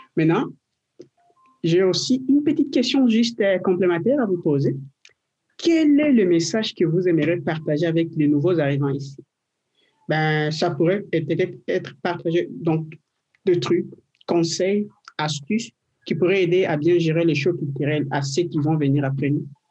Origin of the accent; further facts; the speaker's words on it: DR Congo; now in Quebec, Canada; je viens de, de la RDC du Congo